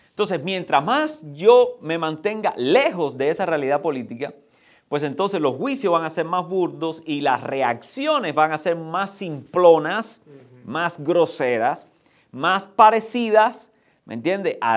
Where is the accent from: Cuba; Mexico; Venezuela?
Cuba; Pero ahora, vayamos, porque nosotros venimos de Cuba.